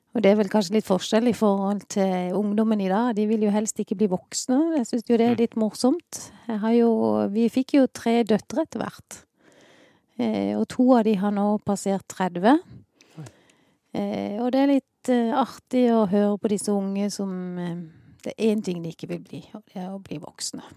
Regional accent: Sørlandet, Southern Norway, Norway; accent: sørlending; also born or lived in Ålesund; Jeg kom til Sørlandet i 1970.

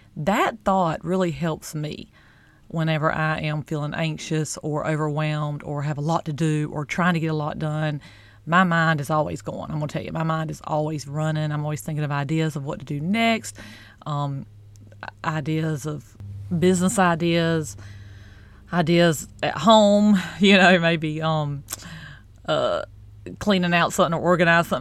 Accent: the South, United States; I'm from the South

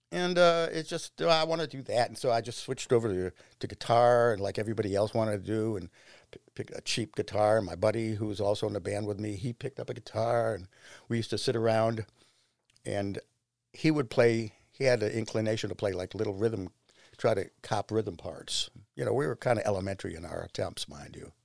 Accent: Shaker Heights, Ohio, United States; I grew up in Shaker Heights

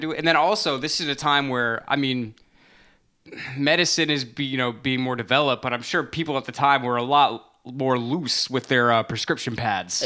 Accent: United States; growing up in America, like, as a non-Christian person

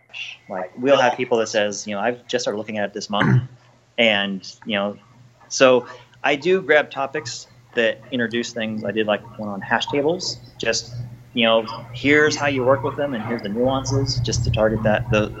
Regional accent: Austin, Texas, United States; So I came from Austin, and being involved in that community, it was something that I really wanted to get started here.

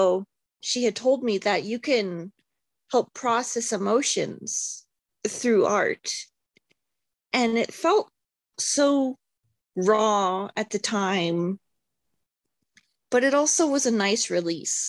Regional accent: Montana, United States; now in Seattle, United States; growing up in Montana

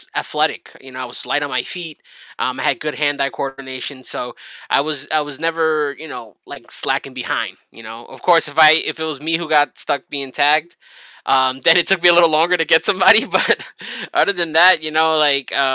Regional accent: New York, United States; I'm from New York and I was born here.

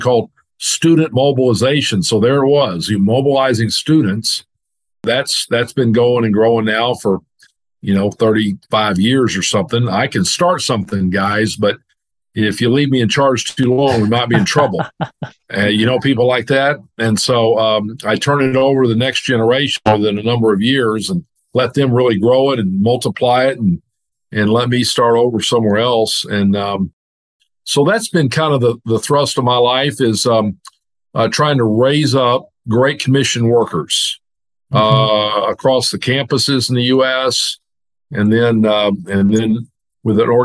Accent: Dallas, Texas, United States; moved away as an adult; now in Arkansas, United States; I grew up in Dallas and went to University of Arkansas

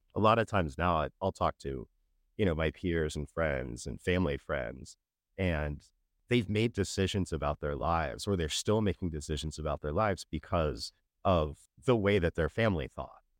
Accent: Sacramento, California, United States; moved away; also born or lived in Florida / Kentucky; Growing up in Sacramento

